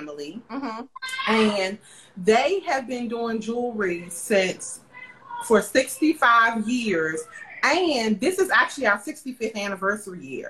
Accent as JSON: {"language": "English", "town": "Forestville", "region": "Maryland", "country": "United States", "tie": "born or raised there", "also_born_or_lived": "Hampton, Virginia", "said": "I'm from this area. I'm from Forestville, Maryland. I went to Forestville High School"}